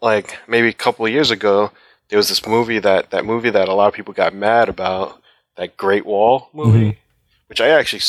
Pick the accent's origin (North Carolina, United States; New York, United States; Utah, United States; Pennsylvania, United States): New York, United States; now in Orlando, United States; I was born in New York